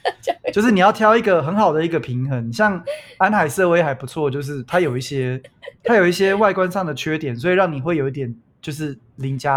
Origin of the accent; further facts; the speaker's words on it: Canada; 身为加拿大人